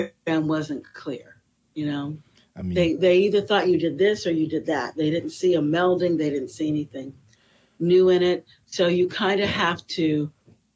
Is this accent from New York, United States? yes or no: no; Florida, United States; also born or lived in Los Angeles, California; now in Venice, California, United States; I was born in Los Angeles, but I grew up on the East Coast in Florida